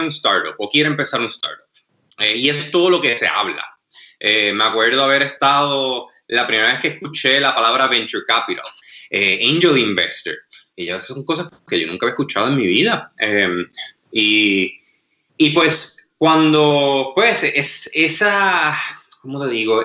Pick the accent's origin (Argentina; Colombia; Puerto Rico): Puerto Rico; Mayagüez; also born or lived in Massachusetts / Wisconsin / Madrid / California; yo soy nativo de Mayagüez, eh, nacido y criado